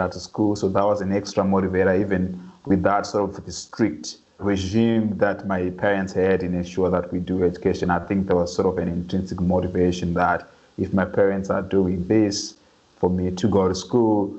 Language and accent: English; Harare, Zimbabwe; moved away; I grew up in a low-income neighborhood in the outskirts of Harare, the capital of Zimbabwe